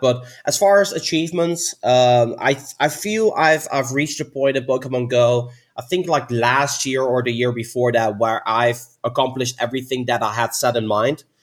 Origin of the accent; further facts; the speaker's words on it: Netherlands; I'm from the Netherlands